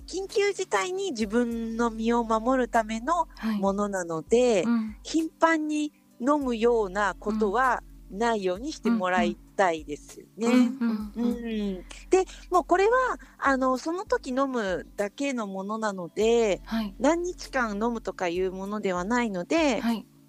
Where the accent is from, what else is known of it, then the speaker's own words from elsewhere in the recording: Japan; 日本で生まれ育ってる私たち